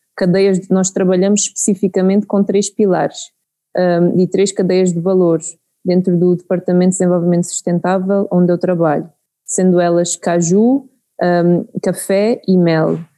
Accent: Santarém, Centro, Portugal; moved away as an adult; now in Mozambique; cresci em Portugal, não é? perto da, da Serra de Aire e Candeeiros, então cresci num ambiente rural em Portugal

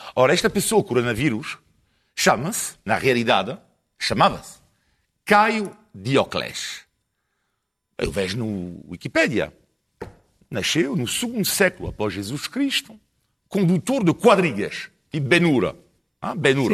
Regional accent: France; Portuguese is a second language; now in Portugal; sou francês, franco italiano

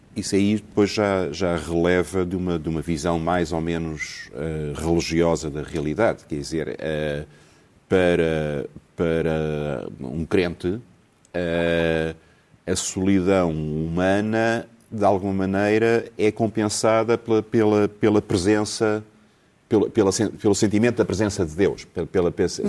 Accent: Lisbon, Portugal; eu, eu nasci em Alfama

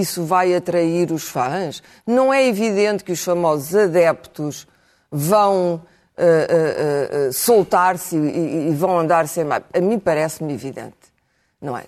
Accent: Portugal; enquanto portuguesa

